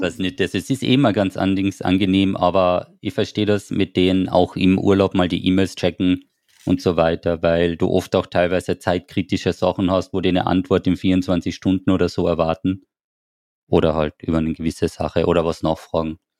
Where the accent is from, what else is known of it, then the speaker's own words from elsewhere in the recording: Austria; wir sind ja aus Österreich